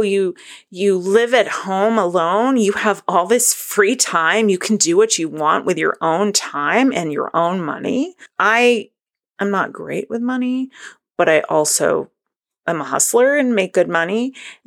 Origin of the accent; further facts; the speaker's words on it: Northern New England, United States; I'm from Northern New England